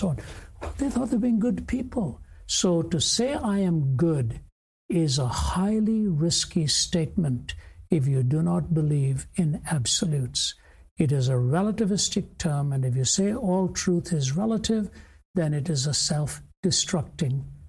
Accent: North India, India; even within India, I was raised in the North, born in the South.

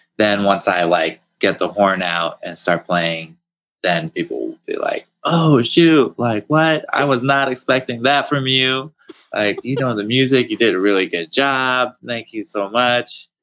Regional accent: New Hampshire, United States; as a kid growing up in New Hampshire

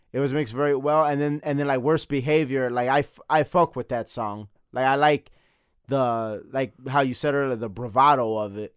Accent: Chicago, Illinois, United States; we are from Chicago

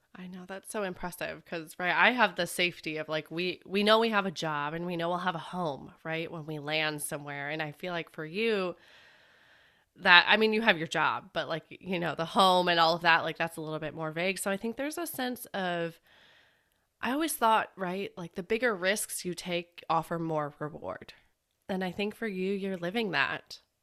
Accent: Chicago, Illinois, United States; I'm from Chicago

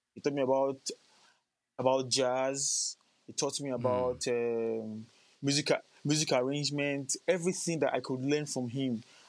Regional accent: Lagos, Nigeria; also born or lived in Cross River State, Nigeria; I'm a native of um, Crush, somewhere called Cross River State in Nigeria. Okay. But I was born and bred in Lagos, Nigeria.

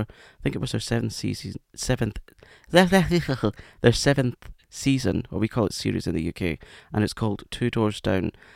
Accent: Scotland, United Kingdom; accent: Scottish; That was my Scottish accent coming out

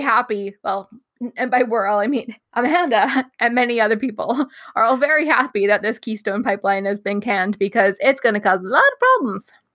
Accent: Canada; as a Canadian

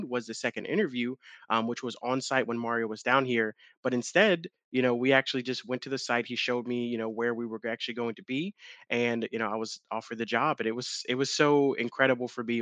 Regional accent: Long Island, New York, United States; now in Charlotte, United States; I'm originally from Long Island, New York, moved down to Charlotte many years ago

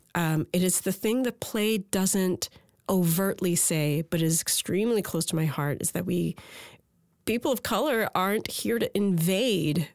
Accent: Port Moody, British Columbia, Canada; my hometown of Port Moody, British Columbia

